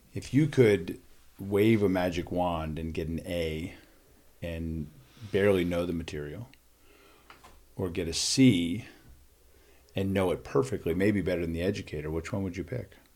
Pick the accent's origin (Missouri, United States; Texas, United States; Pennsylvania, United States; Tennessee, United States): Pennsylvania, United States; Philadelphia; I grew up in Philadelphia